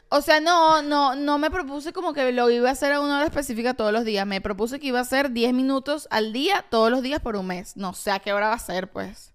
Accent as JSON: {"language": "Spanish", "town": "Caracas", "region": "Capital District", "country": "Venezuela", "said": "Tú sabes que yo soy del oeste de Caracas."}